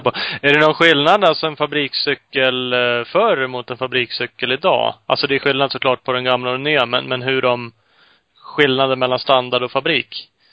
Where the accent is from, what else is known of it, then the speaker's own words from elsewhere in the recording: Uppsala, Uppsala County, Sweden; Vi är ju Uppsalabor i grunden både jag och Ola